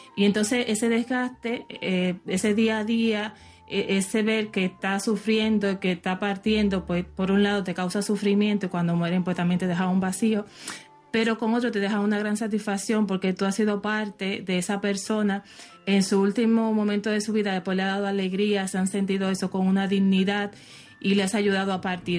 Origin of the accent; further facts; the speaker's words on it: Dominican Republic; soy de la República Dominicana